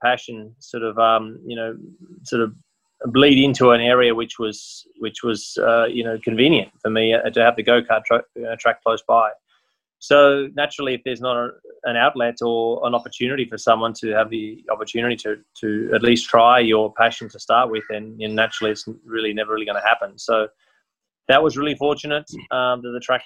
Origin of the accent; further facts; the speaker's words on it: Australia; it was in my home country